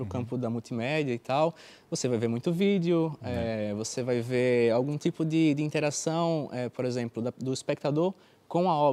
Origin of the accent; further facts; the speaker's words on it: Brazil; moved away as an adult; ah, bem, eu eu vim do Brasil, né? E no Brasil eu fazia cinema.